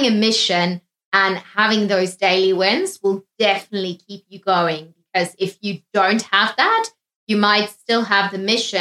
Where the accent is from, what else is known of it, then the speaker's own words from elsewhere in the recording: South Africa; being South African